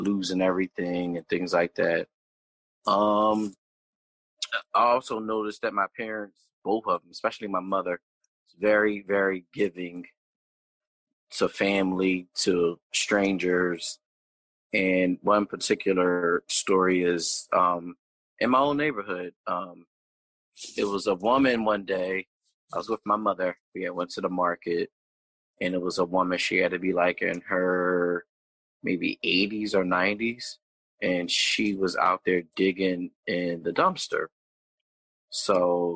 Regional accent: Pennsauken, New Jersey, United States; I grew up in Pennsauken, New Jersey

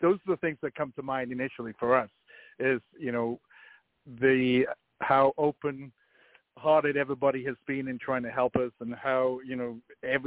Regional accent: Wales, United Kingdom; moved away as an adult; now in Kansas City, United States; Well, I came to Kansas City, but I'm from Wales. I came to Kansas City in 1985 for 1 year

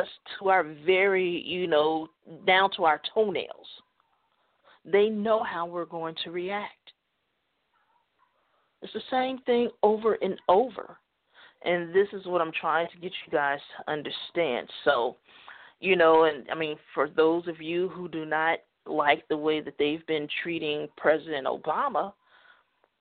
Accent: United States; I'm an American

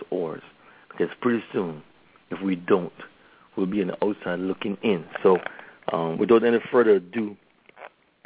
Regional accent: Belize; now in Los Angeles, United States; now that I'm back from the motherland

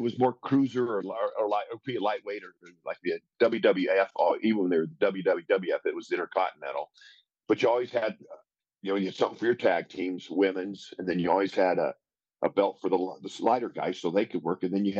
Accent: Denver, Colorado, United States; also born or lived in Omaha; So I grew up in Denver in my early years, and I always wanted to play football.

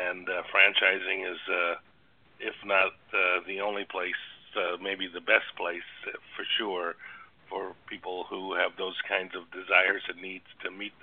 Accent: Toronto, Ontario, Canada; I grew up in Toronto, Canada

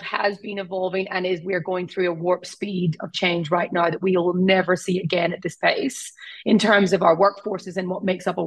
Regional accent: Ireland; accent: Irish; I'm Irish, right? So I'm actually, everyone thinks I'm Australian. I'm not, I'm Irish, this is my accent.

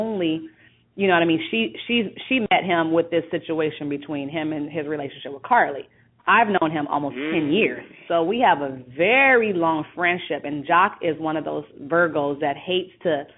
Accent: Compton, California, United States; Born and raised.

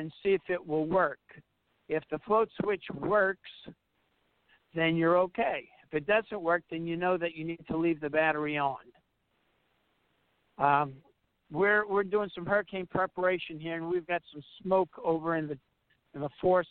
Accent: New Orleans, Louisiana, United States; moved away; we're originally from New Orleans

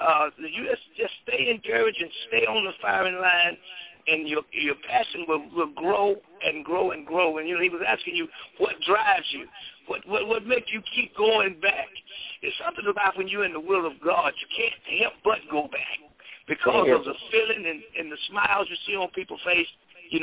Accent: Dallas, Texas, United States; I'm from West Dallas. Every school I ever went to was in West Dallas. My mother still lives in West Dallas. And West Dallas is my home.

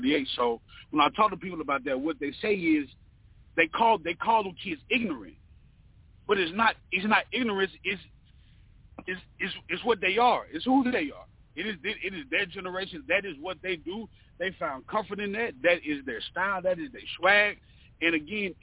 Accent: North Carolina, United States; also born or lived in the South; now in Atlanta, United States; I have been raised in the South. I was born in North Carolina

